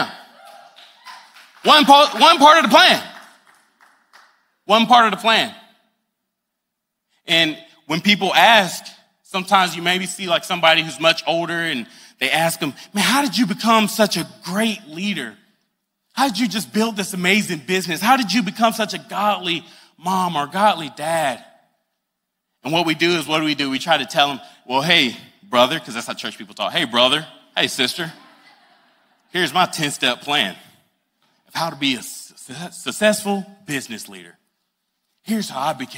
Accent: Greenwood, South Carolina, United States; moved away as an adult; now in Charleston, United States; I'm from the upstate. I'm from Greenwood, small town

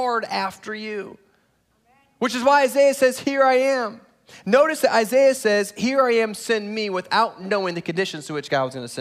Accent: Indiana, United States; moved away as an adult; also born or lived in Chicago, Illinois / South Florida; now in Texas, United States; I grew up in Indiana, college at a Moody Bible Institute in downtown Chicago, and then South Florida for 13 and a half years

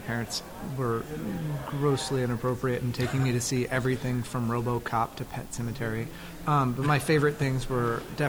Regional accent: Dallas, Texas, United States; Yeah, I grew up in the center of Dallas in a little area called Town Creek

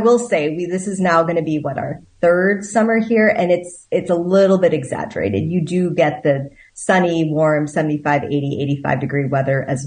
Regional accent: Wisconsin, United States; moved away as an adult; also born or lived in California / Boston area; We both were born and raised in Wisconsin, of all places.

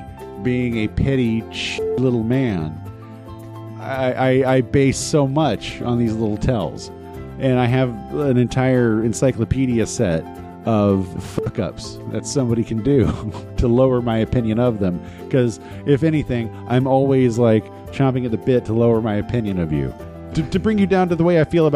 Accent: Los Angeles, California, United States; I'm from California. I'm from Los Angeles. I'm only sort of from Los Angeles

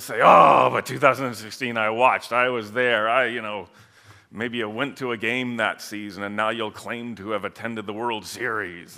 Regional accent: Holland, Michigan, United States; I grew up in Michigan, Holland, Michigan, pretty close to the lake

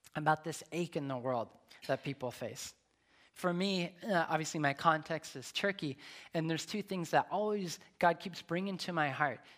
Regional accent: Nevada, United States; moved away; also born or lived in Long Beach / Atlanta; I'm from Nevada. There's no water in Nevada.

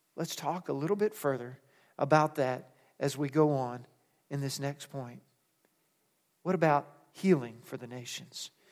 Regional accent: United States; we're American

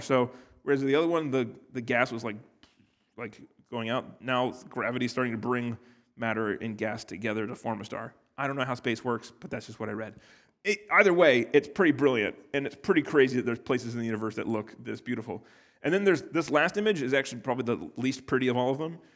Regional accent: United States; I'm from America where, like, two hundred years is a long time

